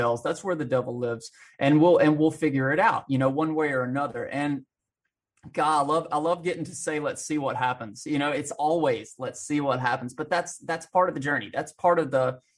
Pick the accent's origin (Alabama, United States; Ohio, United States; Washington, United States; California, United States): Alabama, United States; I grew up in small town Bama, out in the country